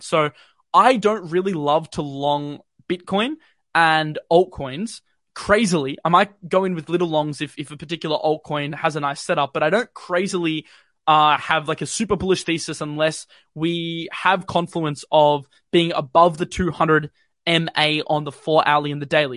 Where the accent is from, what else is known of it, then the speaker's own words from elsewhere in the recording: Australia; accent: not too Aussie; as an Australian